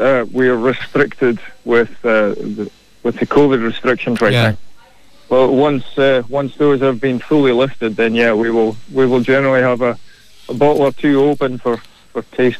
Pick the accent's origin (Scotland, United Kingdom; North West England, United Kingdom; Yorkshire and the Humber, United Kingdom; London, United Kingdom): Scotland, United Kingdom; moved away as an adult; also born or lived in Western Cape, South Africa; now in Kilkenny, Ireland; Yeah, well, I'm originally from Scotland, but I went down to South Africa in 2012, where I met Gabby. I was in the Western Cape